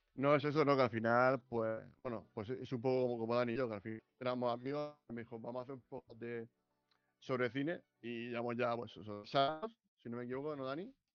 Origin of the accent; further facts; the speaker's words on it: Region of Murcia, Spain; Nosotros que somos de Murcia